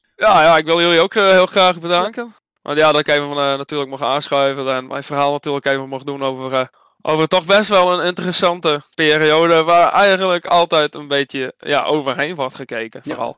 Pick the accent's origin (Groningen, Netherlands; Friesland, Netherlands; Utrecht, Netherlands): Friesland, Netherlands; als Fries